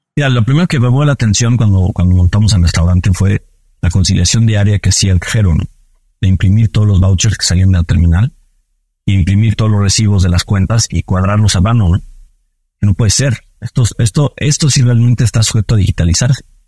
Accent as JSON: {"language": "Spanish", "country": "Mexico", "said": "soy mexicano"}